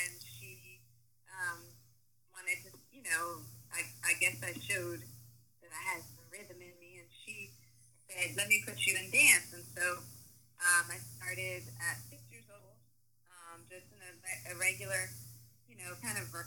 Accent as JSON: {"language": "English", "town": "Washington", "region": "District of Columbia", "country": "United States", "tie": "born or raised there", "also_born_or_lived": "New York City", "moved": "as an adult", "lives_now": "Los Angeles, United States", "said": "I'm originally from Washington, D.C. I grew up in Chocolate City."}